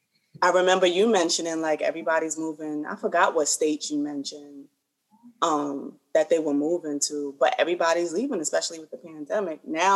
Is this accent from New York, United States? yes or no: yes; New York City, New York, United States; I'm not from Harlem. I just like Harlem. Like, I grew up in the Bronx, but I never really hung in the Bronx